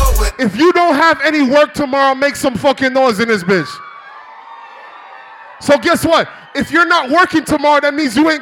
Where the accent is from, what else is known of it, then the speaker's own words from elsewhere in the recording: Toronto, Ontario, Canada; I'm from Toronto.